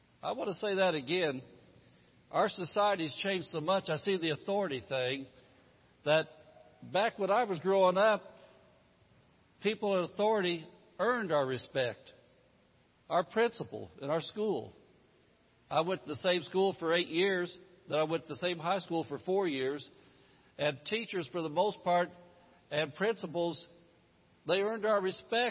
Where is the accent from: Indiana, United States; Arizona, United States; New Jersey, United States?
Indiana, United States; Indianapolis; the one I grew up in back in Indianapolis in the 50s and 60s